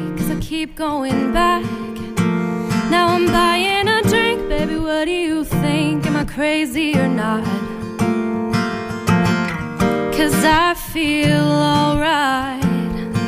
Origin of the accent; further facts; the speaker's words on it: Boulder, Colorado, United States; moved away as an adult; now in Boston, United States; I'm from Boulder, Colorado, and I'm a student at Berklee College of Music in Back Bay, Boston